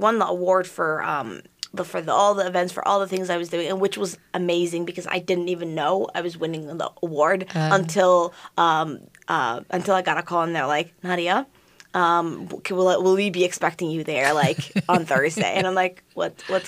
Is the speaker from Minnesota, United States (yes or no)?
yes; St. Louis Park, Minnesota, United States; I grew up in St. Louis Park